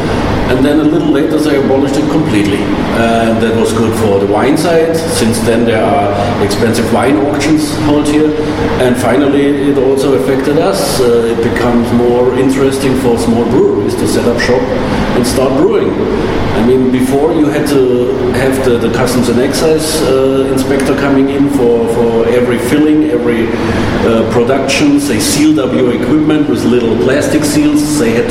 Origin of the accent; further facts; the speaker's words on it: Germany; moved away as an adult; now in Hong Kong; I'm coming from Germany. I did my apprenticeship over 20 years ago. It was common there